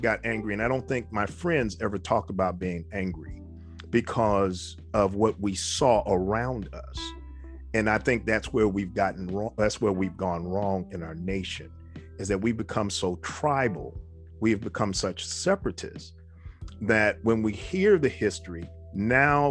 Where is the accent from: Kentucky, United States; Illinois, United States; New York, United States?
New York, United States; moved away; also born or lived in the South (US); Growing up in New York, we heard the history, and then we moved south